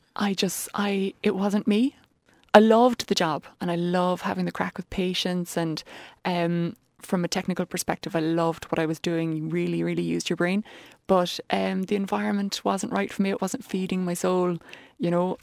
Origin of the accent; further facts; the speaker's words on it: Ballincollig, Munster, Ireland; moved away as an adult; also born or lived in Dublin; I'm from Ballincollig originally